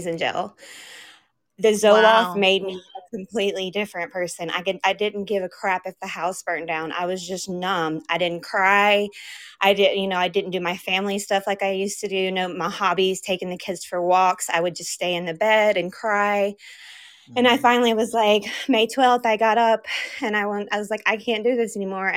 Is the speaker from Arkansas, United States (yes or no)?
yes; Arkansas, United States; I'm from Arkansas.